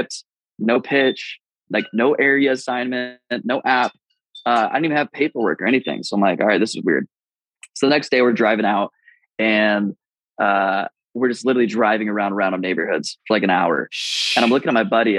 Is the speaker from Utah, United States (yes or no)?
yes; Utah, United States; I grew up in Utah